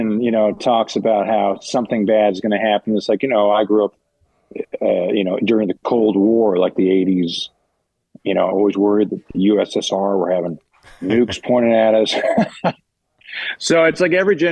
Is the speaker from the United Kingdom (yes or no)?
no; Canada; now in Los Angeles, United States; all of us being growing up in Canada